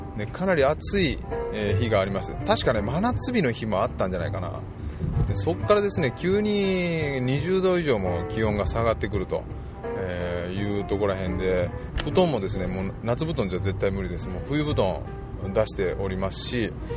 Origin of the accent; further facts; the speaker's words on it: Totsukawa, Nara, Japan; 私の故郷であります。奈良県の十津川村